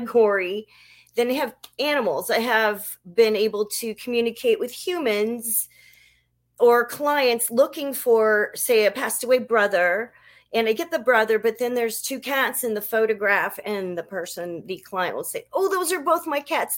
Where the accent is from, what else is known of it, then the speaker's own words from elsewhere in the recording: New Orleans, Louisiana, United States; When I was very young, I'm from New Orleans, and I lived in this nice house